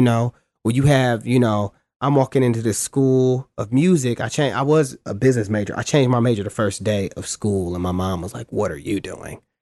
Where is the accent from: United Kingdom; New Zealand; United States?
United States; Cleveland, Ohio; also born or lived in Shaker Heights; growing up in Cleveland, going to my school, um, Shaker Heights High School, I lived in Shaker.